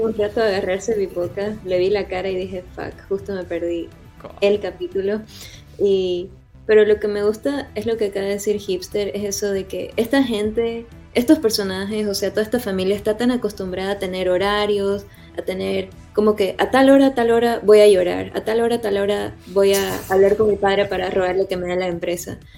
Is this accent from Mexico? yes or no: no; Santa Cruz de la Sierra, Santa Cruz, Bolivia; moved away as an adult; now in Houston, United States; ahorita vivo en Houston y estoy acá desde hace casi 10 años, pero soy de Santa Cruz, soy camba de corazón